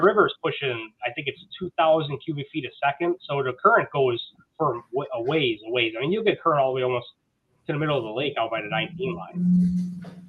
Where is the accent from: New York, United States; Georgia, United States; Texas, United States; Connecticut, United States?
New York, United States; Buffalo; I am born and raised in Buffalo, New York.